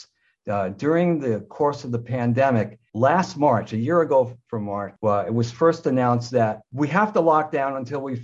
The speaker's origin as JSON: {"language": "English", "country": "United States", "also_born_or_lived": "Southern Ontario, Canada", "moved": "as an adult", "lives_now": "Ontario, Canada", "said": "I'm an American, but I live in Canada. I came to Canada in 1976 after the Vietnam War"}